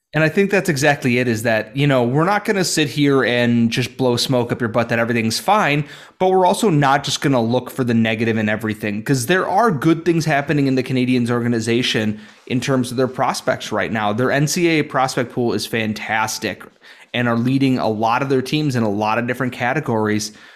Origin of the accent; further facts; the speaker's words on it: United States; I say that as an American